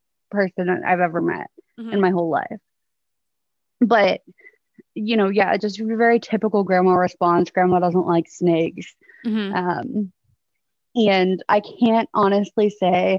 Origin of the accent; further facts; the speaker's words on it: outside Houston, Texas, United States; also born or lived in Oklahoma; I was born in Oklahoma. And when I was 2, I moved to Texas. So I grew up in Texas. I've lived here pretty much my whole life, just right outside of Houston